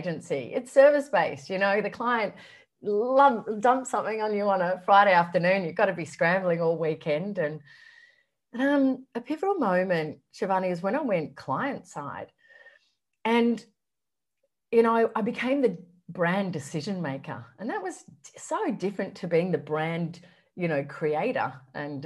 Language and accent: English; Canberra, Australian Capital Territory, Australia; moved away as an adult; also born or lived in Sydney; I grew up in Canberra, and back then it was a big, small country town